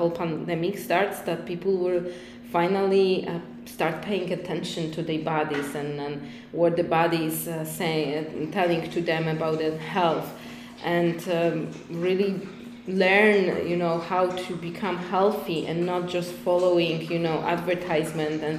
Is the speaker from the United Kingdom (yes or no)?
no; Poland; English is a second language; also born or lived in Iceland; now in Tulum, Mexico; I'm originally from Poland. I was living in Iceland. Now I came to Tulum